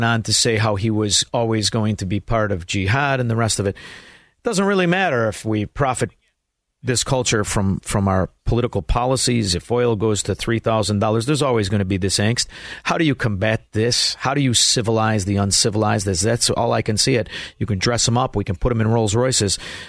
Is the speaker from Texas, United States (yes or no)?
no; Chicago, Illinois, United States; I'm from Chicago, Illinois.